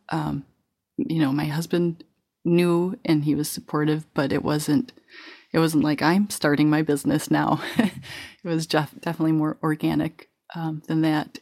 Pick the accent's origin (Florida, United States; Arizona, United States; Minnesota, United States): Minnesota, United States; La Crescent; now in Wisconsin, United States; I grew up in La Crescent, Minnesota, which is the apple capital of Minnesota